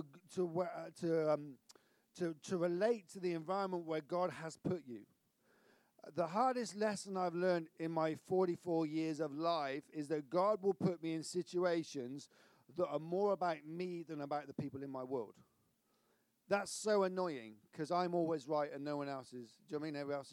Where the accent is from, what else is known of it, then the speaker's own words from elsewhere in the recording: Severn Beach, South West England, United Kingdom; I'm from Severn Beach